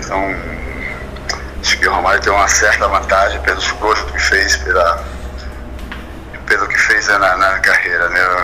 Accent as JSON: {"language": "Portuguese", "town": "Ilhéus", "region": "Bahia", "country": "Brazil", "tie": "born or raised there", "also_born_or_lived": "Rome, Italy", "moved": "yes", "lives_now": "Vila Velha, Brazil", "said": "Ilhéus é a cidade onde eu nasci, onde moram meus familiares, por isso eu lembro bastante aqui na terra natal"}